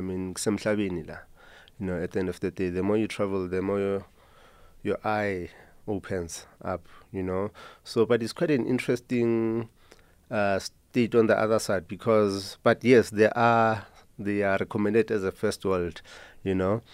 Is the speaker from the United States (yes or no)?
no; Soweto, Gauteng, South Africa; Growing up in Mzimhlophe